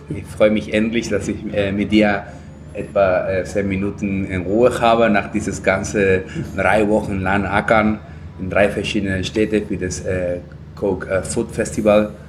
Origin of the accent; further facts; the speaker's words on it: Lima, Peru; German is a second language; moved away as an adult; Ich bin in Lima geboren worden, in die Küste. Ähm, das Land, äh, der, der, der Hauptstadt äh, Peru